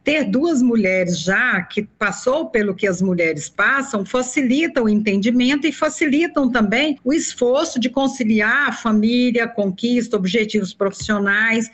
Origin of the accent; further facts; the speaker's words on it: Anápolis, Goiás, Brazil; moved away as an adult; now in Brasília, Brazil; mudei para cá porque eu sou de Anápolis, muito próximo daqui, em 1980